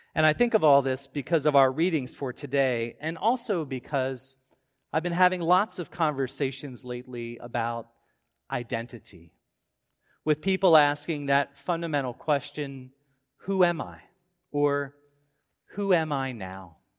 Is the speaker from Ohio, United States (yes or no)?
no; Baltimore suburbs, Maryland, United States; As a kid growing up in the Baltimore suburbs